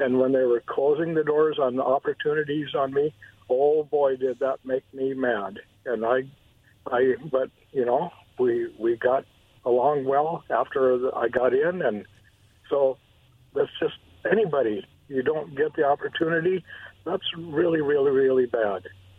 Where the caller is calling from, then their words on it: Kennewick, Washington, United States; in Kennewick in the car.